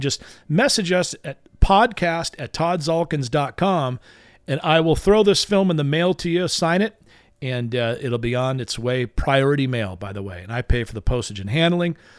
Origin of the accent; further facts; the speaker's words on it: Long Beach, California, United States; my hometown. That would be Long Beach, California